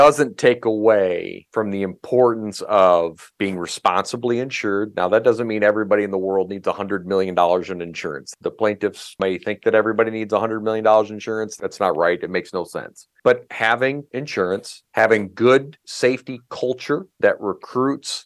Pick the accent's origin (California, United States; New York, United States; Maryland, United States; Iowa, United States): Iowa, United States; moved away as an adult; now in Minnesota, United States; I live in Minnesota, and I've almost lived in Minnesota longer than I lived in my home state of Iowa